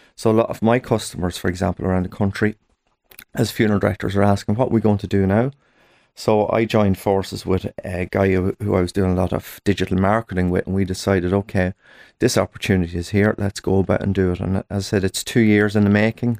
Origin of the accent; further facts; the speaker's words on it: Ireland; us as Irish people